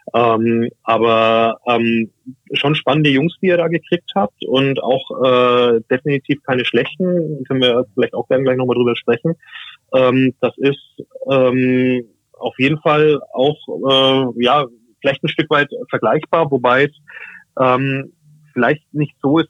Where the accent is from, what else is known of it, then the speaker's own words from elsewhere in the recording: Franconia, Germany; moved away as an adult; now in Osnabrück, Germany; gebürtiger Franke, also erst später in den Norden gekommen nach dem Studium